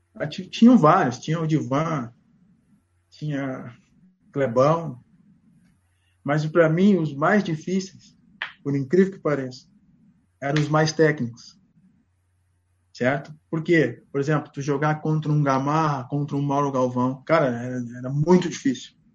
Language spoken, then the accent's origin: Portuguese; Porto Alegre, Rio Grande do Sul, Brazil; Eu sou gaúcho, estou daqui, cara. Sou nascido e criado em Porto Alegre